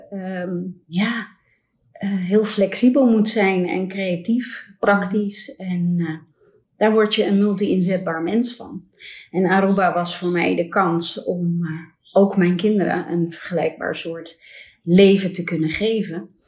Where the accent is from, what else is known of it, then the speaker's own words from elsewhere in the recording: Ilumbula, Njombe, Tanzania; born there; also born or lived in Netherlands; Ja, ik ben geboren in Afrika, in Tanzania, in een heel klein missieziekenhuis in Ilumbula. Eh, waar mijn ouders werkzaam waren.